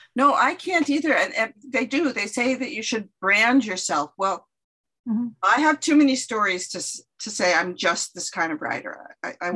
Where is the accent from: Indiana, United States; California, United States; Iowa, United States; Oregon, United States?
California, United States; moved away as an adult; now in Winona, Minnesota, United States; I was uh, born and raised in California and moved to the Midwest when I went to college in the back in the 70s